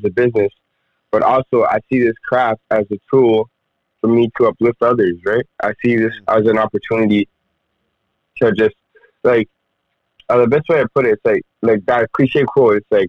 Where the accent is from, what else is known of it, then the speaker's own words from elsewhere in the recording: Rwanda; English is a second language; now in Edmonton, Canada; I've basically been living in Edmonton for the last, like, 12 years. I'm originally from Rwanda, Central Africa.